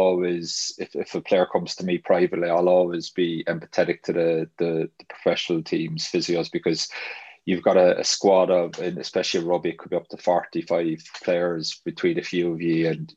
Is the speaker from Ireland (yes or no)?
yes; Ireland; now in Huddersfield, United Kingdom; I'm Irish